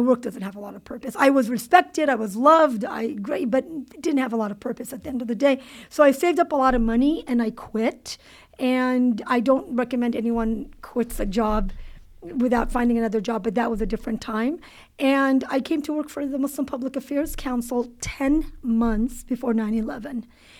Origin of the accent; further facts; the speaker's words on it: Cerritos, California, United States; I grew up in Cerritos, California. Okay. Yeah. Which is one of the most diverse cities in the nation, or at least was at one point in time.